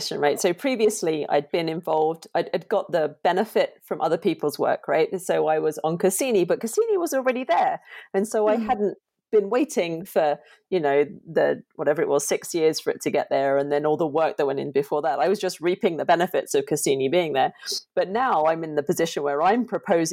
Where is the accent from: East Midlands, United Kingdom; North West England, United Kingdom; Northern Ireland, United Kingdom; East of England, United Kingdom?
East of England, United Kingdom; Chelmsford; I grew up in just outside of Chelmsford in Essex in the UK